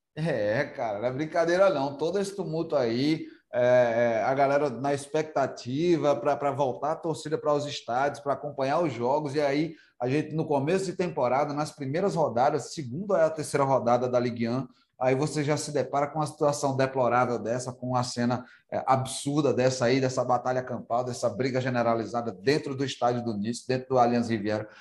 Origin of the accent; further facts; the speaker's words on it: Northeast Brazil, Brazil; Eu, eu, como nordestino